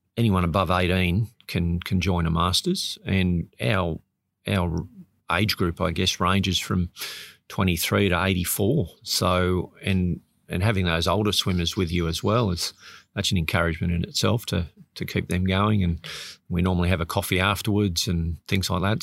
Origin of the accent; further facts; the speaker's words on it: Sydney, New South Wales, Australia; moved away; I grew up in Sydney